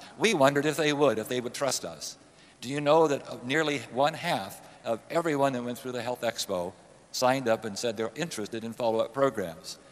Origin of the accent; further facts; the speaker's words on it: Northern California, United States; also born or lived in Berkeley, California; I was raised in Northern California.